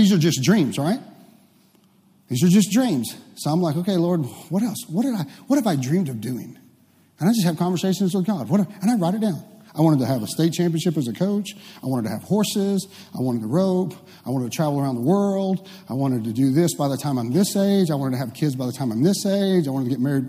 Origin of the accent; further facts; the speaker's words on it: Waxahachie, Texas, United States; I grew up in Waxahachie